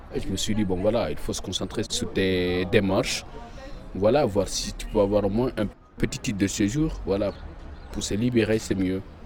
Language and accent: French; Guinea; moved away as an adult; now in Lyon, France; Je viens de Guinée-Conakry. Moi, suis mon septième mois de Lyon.